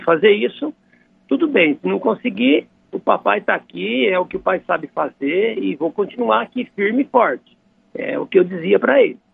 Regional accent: Dracena, São Paulo, Brazil; Somos de Dracena lá, da, da terra de Dracena. Eu também nasci em Dracena, sou dracenense.

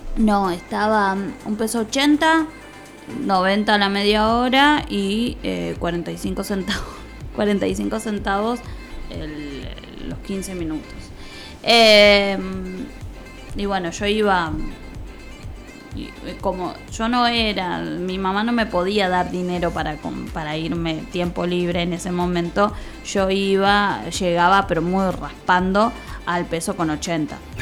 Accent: Tigre, Buenos Aires Province, Argentina; yo soy de Tigre, bueno, viví en Tigre, Rincón de Milberg

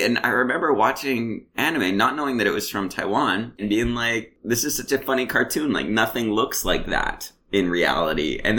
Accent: Canada; they're like, oh, where are you from? And yeah. You're like, I'm from Canada.

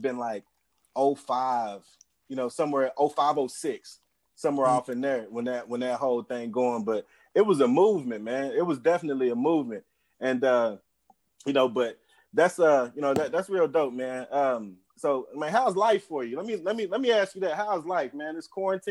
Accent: Oklahoma, United States; I'm originally from Oklahoma

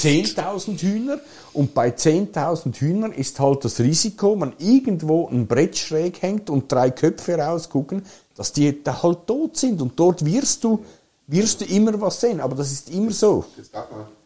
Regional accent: Switzerland; bei uns in der Schweiz

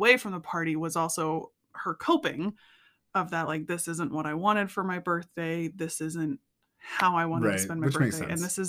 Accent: United States; I'm from the Springs.

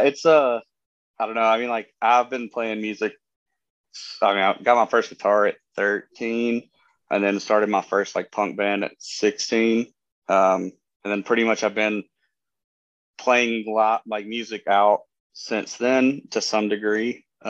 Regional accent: Appalachia, United States; well, we're not from NOLA, but we're from Appalachia.

